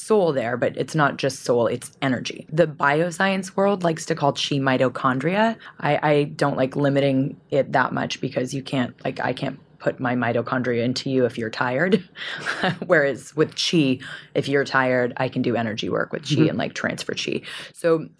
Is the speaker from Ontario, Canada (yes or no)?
no; Vancouver, British Columbia, Canada; I grew up in Vancouver, Canada, and it is about a 50% Asian population in Vancouver.